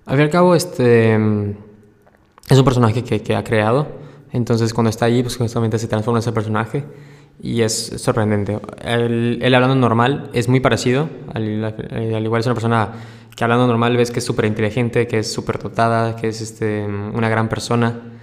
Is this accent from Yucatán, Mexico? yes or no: yes; Mérida, Yucatán, Mexico; soy, soy una, persona de Mérida, Yucatán, tranquilo